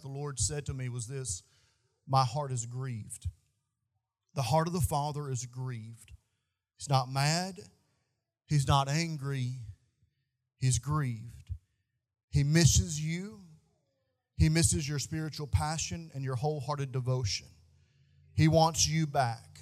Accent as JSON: {"language": "English", "region": "Bootheel of Missouri", "country": "United States", "tie": "born or raised there", "said": "where I grew up at in the Boot Hill of Missouri, there's more stray dogs than people."}